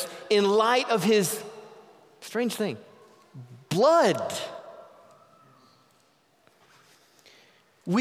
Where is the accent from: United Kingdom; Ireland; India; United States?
United States; the South; moved away; I grew up in the South, where my dad's favorite song was